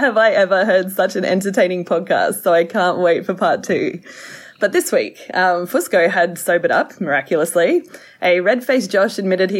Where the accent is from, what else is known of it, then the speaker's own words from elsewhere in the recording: Brisbane, Queensland, Australia; the boys from my hometown, Brisbane Boys College, better known as BBC